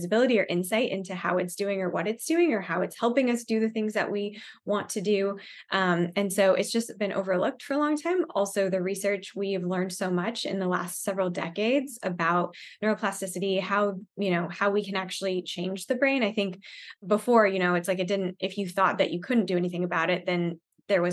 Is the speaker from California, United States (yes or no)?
no; Arizona, United States; now in Dallas, United States; I grew up in Arizona, so I guess I'm used to the heat.